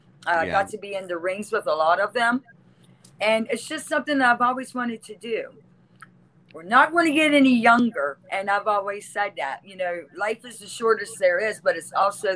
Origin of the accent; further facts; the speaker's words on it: Cameron, West Virginia, United States; also born or lived in New Martinsville, West Virginia; I actually was born in New Martinsville, West Virginia, but I grew up in Cameron, West Virginia.